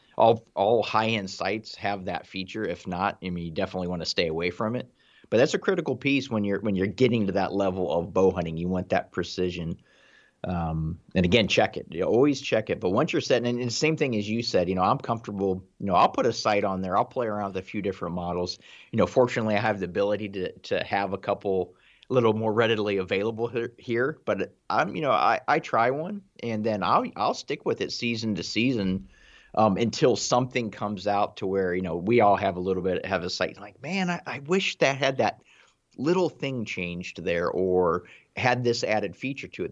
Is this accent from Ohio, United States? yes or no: yes; Ohio, United States; I'm from Ohio